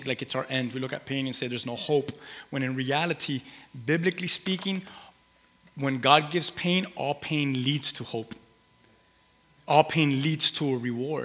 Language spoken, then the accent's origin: English; Key West, Florida, United States; I'm from Key West